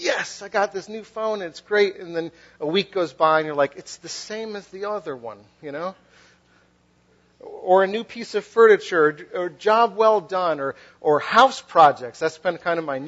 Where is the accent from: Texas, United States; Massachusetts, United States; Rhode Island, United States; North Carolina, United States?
Massachusetts, United States; Western; also born or lived in Philadelphia; now in New Jersey, United States; I'm from New England. I'm from like Western Massachusetts.